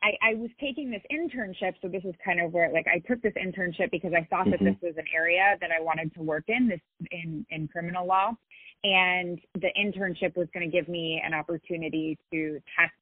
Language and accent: English; Silicon Valley, California, United States; I grew up in Silicon Valley